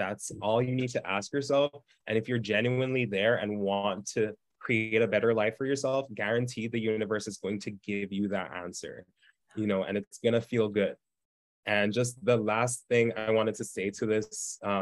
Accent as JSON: {"language": "English", "country": "Jamaica", "tie": "born or raised there", "said": "I grew up in Jamaica. It's a third world"}